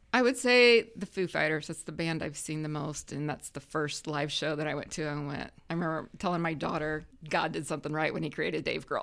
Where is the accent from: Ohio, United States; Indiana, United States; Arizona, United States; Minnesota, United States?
Indiana, United States; Huntington; moved away as an adult; now in Grant County, Indiana, United States; originally from Huntington, um, grew up in rural Huntington County. I graduated from Huntington North